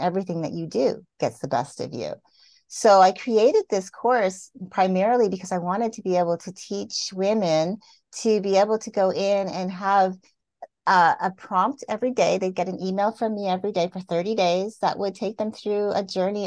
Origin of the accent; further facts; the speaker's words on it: Canada; I grew up in Canada, so I'm used to the seasons.